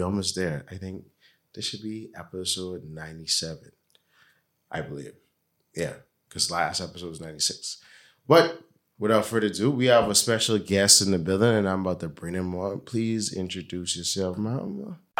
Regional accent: Bahamas; growing up in the Bahamas, in the Caribbean

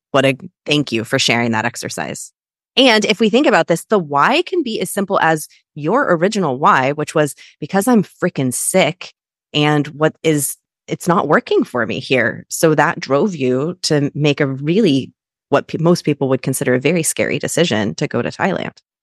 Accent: Kansas, United States; I'm also a Midwestern girl. I'm from Kansas.

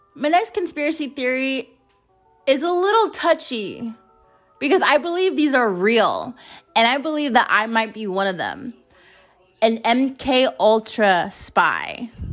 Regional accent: United States; as an American citizen

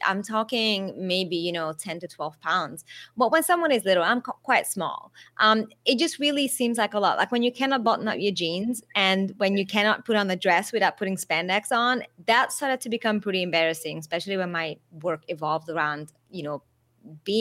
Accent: Budapest, Hungary; moved away as an adult; also born or lived in Las Vegas, United States / Australia; now in Thailand; I was born in Budapest and spent the first 20 years of my life there.

